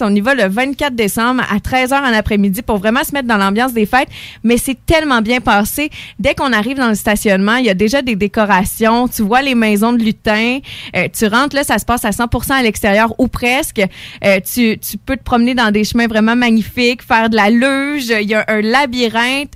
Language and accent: French; Lévis, Quebec, Canada; now in Beauce, Canada; je viens plus euh, de Lévis, là, même si je suis rendue en Beauce